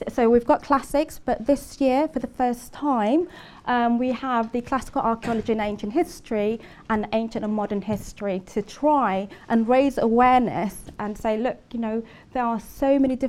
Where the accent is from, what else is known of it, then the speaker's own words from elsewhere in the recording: Swansea, Wales, United Kingdom; now in Oxford, United Kingdom; I'll be in Swansea, my hometown